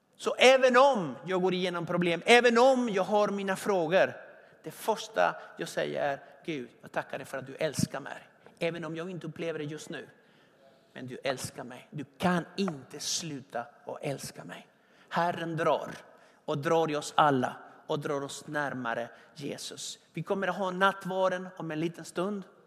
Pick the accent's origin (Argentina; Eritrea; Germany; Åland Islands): Argentina; now in Sweden; I Argentina pallar man inte äpplen. Där jag kommer ifrån, man pallar inte äpplen, man pallar vindruvor